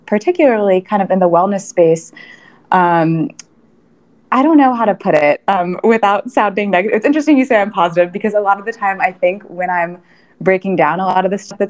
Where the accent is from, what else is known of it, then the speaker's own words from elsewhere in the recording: Kansas City, Missouri, United States; moved away as an adult; also born or lived in New York City; I grew up in Kansas City, and I was here for, again, all of my childhood, lived in the same house